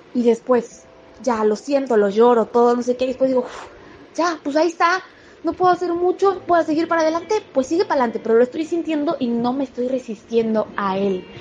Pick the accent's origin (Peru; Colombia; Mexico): Mexico; Mérida, Yucatán; moved away; Yo estoy ahorita en mi pueblo también porque mi familia vive en Mérida, entonces estoy en Mérida con mi papá y mi hermanita